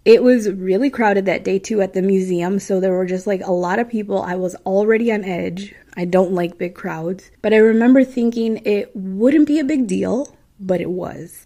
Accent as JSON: {"language": "English", "region": "Midwest", "country": "United States", "accent": "Midwestern", "said": "my Midwestern accent"}